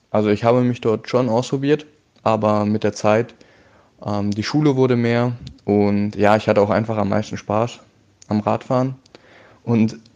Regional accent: Berlin, Germany; now in Cologne, Germany; Ich bin 20 Jahre alt, wohne jetzt seit einem Jahr in Köln. Ursprünglich komme ich aus Berlin

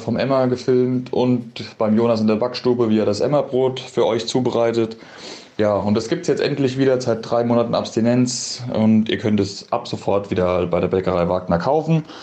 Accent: Wetterau, Hesse, Germany; bei uns in der Wetterau

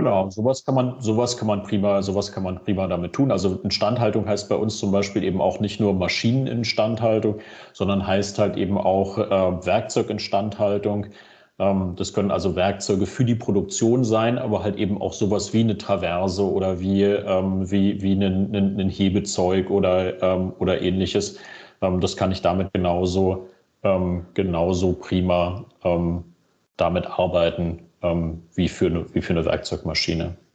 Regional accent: Berlin, Germany; ich als gebürtiger Berliner

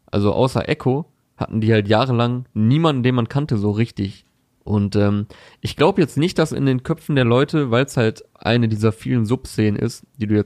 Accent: Berlin, Germany; Also ich als Berliner.

